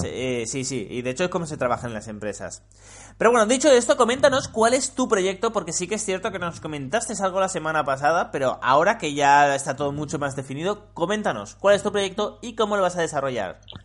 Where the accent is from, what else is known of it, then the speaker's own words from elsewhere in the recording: Spain; los españoles hablamos como el puto culo